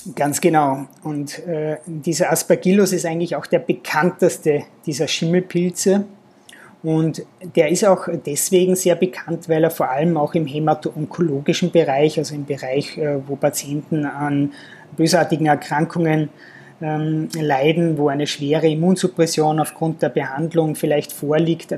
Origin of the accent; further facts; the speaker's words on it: Austria; also born or lived in Linz; bei uns in Österreich